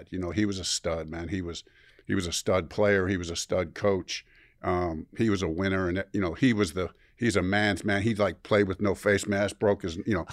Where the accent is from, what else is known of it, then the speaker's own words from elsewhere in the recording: Chicago, Illinois, United States; I am from Chicago.